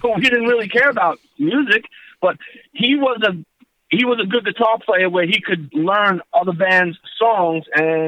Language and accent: English; Queens, New York, United States; Well, I'm going to be honest. I'm a strange character because I was into all styles of music. And growing up